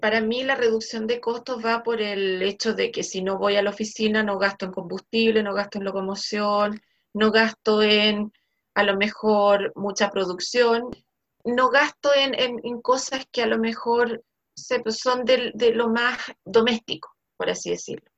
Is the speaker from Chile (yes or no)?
yes; Chile; Lo único que nos juega un poquito en contra es que no somos full inglés.